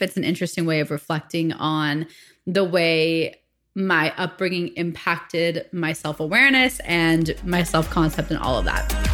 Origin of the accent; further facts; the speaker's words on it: Phoenix, Arizona, United States; I was born and raised in the States, in Phoenix, Arizona